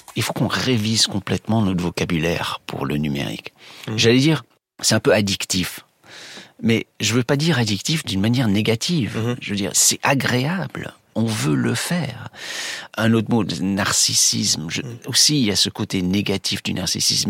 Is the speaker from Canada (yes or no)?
no; United States; chez nous, aux États-Unis